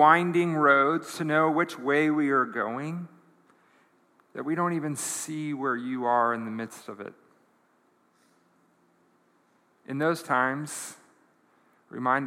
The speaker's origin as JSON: {"language": "English", "country": "United States", "said": "as an American"}